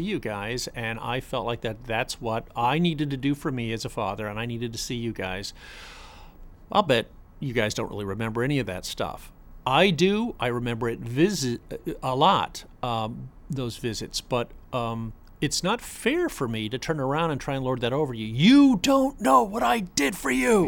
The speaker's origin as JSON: {"language": "English", "town": "Boca Raton", "region": "Florida", "country": "United States", "tie": "born or raised there", "said": "I grew up in Boca Raton"}